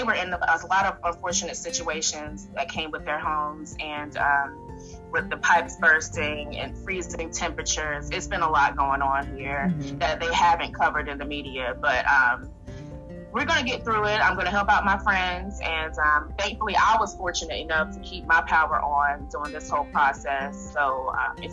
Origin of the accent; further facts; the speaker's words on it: Raleigh, North Carolina, United States; now in Dallas, United States; I am originally from Raleigh, North Carolina. I now live in Texas in the Dallas area.